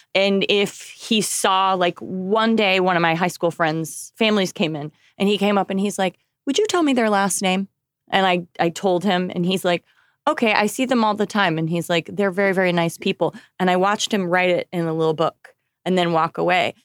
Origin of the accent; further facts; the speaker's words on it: Oklahoma, United States; moved away; I come from Oklahoma